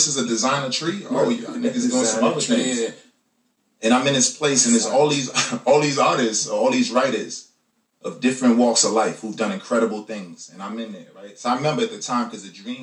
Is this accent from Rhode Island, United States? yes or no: no; New York City, New York, United States; I'm from East New York